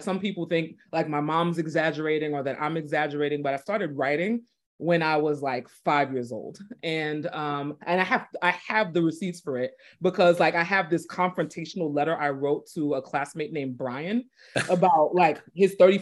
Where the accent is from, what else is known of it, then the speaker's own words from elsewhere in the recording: New York City, New York, United States; moved away as an adult; also born or lived in East Texas / Boston area; So I grew up in Brooklyn